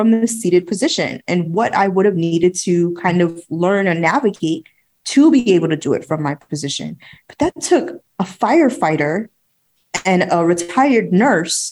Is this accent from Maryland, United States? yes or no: no; New York, United States; I'm a New Yorker